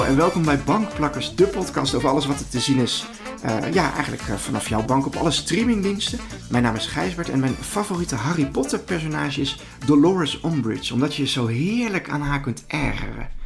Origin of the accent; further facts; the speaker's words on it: Betuwe, Gelderland, Netherlands; ik ben de jongen van de Betuwe.